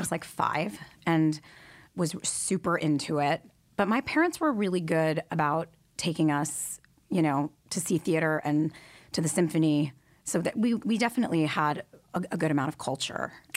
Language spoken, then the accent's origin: English; Detroit, Michigan, United States; I grew up in Detroit, Michigan